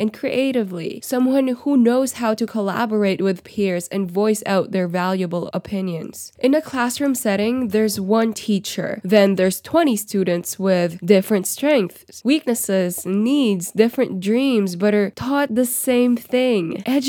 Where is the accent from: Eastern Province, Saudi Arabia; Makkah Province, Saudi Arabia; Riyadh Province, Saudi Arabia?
Riyadh Province, Saudi Arabia; Riyadh; I grew up in Riyadh, Saudi Arabia, but we followed the Philippine curriculum.